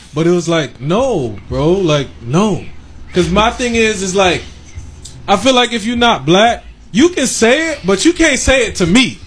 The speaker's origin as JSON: {"language": "English", "town": "Orlando", "region": "Florida", "country": "United States", "tie": "born or raised there", "said": "I grew up in Orlando where it's very, very multicultural, very, very mixed"}